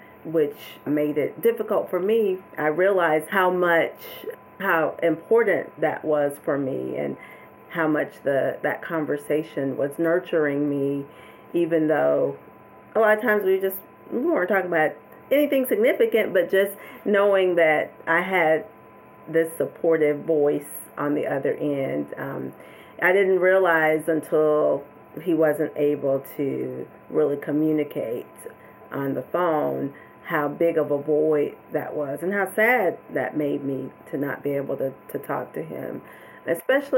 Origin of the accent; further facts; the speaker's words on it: Georgia, United States; moved away as an adult; I was going to have to come back to Georgia, even though I've been licensed to practice psychology, have these degrees